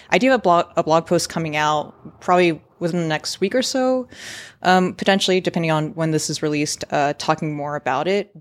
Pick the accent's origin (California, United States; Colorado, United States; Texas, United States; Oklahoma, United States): California, United States; San Francisco; also born or lived in San Diego; I work remote from San Francisco, where, to be honest, I was born, uh, raised, grew up, and have spent a majority of my adult working